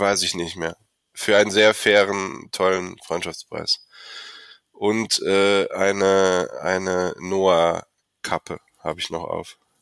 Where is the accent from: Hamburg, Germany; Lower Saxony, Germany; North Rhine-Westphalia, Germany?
North Rhine-Westphalia, Germany; Olpe; ich komm nicht direkt aus Köln, ich komm aus Olpe